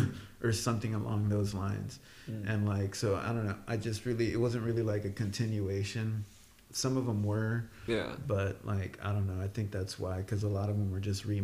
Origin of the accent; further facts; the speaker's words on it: Texas, United States; I'm from Texas